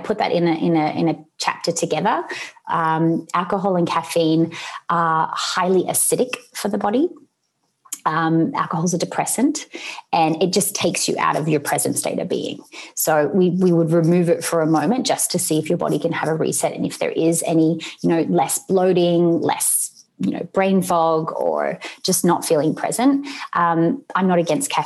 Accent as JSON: {"language": "English", "town": "Sydney", "region": "New South Wales", "country": "Australia", "tie": "born or raised there", "moved": "yes", "said": "where I grew up in Sydney in Australia"}